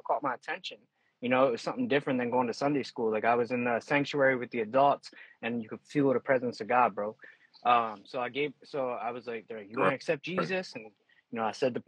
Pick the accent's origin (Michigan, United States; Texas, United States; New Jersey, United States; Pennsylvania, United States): Pennsylvania, United States; York; born and raised in York, Pennsylvania, currently still live here.